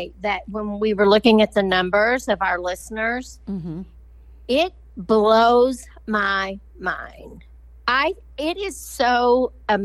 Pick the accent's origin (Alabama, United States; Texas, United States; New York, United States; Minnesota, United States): Texas, United States; Lubbock; I'm from Lubbock.